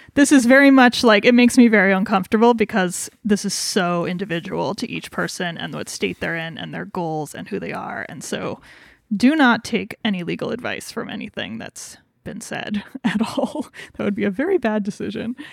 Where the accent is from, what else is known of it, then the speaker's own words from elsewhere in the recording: Wyoming, United States; we're from Wyoming